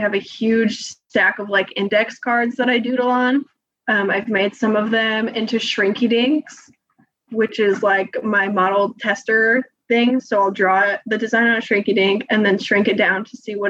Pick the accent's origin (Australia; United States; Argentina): United States; Maine; when she found out I was from Maine